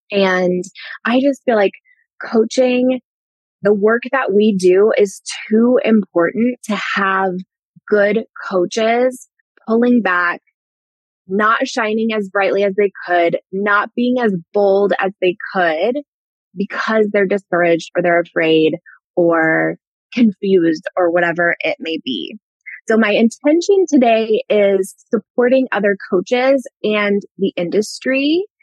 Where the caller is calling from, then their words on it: Denver, Colorado, United States; I live in Colorado. I'm joining you from the Denver area right now.